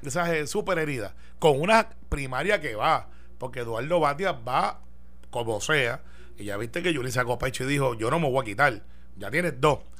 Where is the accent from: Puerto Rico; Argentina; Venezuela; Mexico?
Puerto Rico; Guaynabo; yo soy de Guaynabo